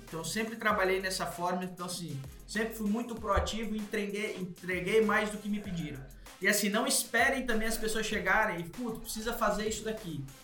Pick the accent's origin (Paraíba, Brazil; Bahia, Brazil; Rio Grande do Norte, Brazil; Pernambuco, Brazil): Rio Grande do Norte, Brazil; Natal; moved away as an adult; now in São Paulo, Brazil; eu sou de Natal, né? Tava em Natal, vim pra RAP em São Paulo